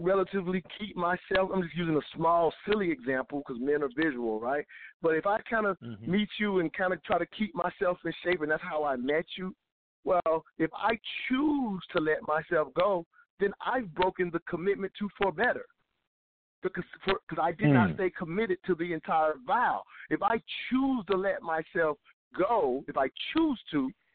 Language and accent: English; the South, United States; growing up in the South